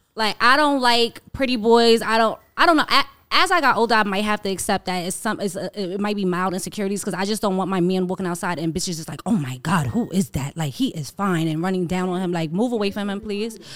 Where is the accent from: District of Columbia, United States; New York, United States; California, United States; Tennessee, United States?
New York, United States; New York City; I'm a girl from Harlem